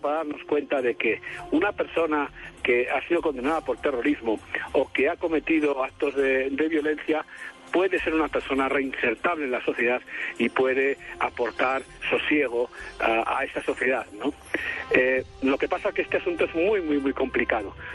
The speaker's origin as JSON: {"language": "Spanish", "country": "Spain", "moved": "as an adult", "lives_now": "Colombia", "said": "llevo aquí 16 años ya"}